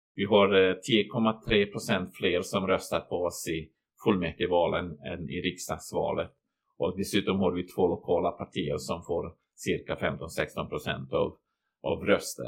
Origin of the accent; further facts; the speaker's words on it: Banja Luka, Republika Srpska, Bosnia & Herzegovina; Swedish is a second language; moved away as an adult; now in Borgholm, Sweden; jag är kroat från Bosnien